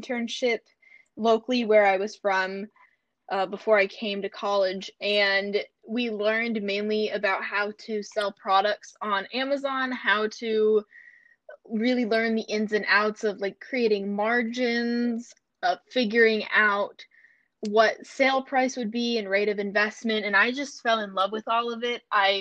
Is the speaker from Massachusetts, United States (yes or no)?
no; North Carolina, United States; I'm from North Carolina